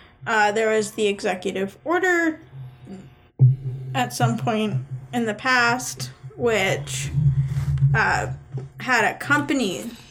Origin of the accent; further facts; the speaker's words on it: Sams Valley, Oregon, United States; now in Missouri, United States; So I'm from Southern Oregon, which is an hour and a half drive from to the coast and a 45-minute drive to California.